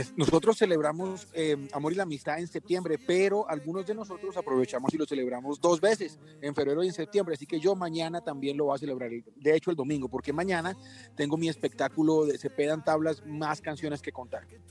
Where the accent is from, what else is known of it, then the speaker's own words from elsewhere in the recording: Colombia; en mi país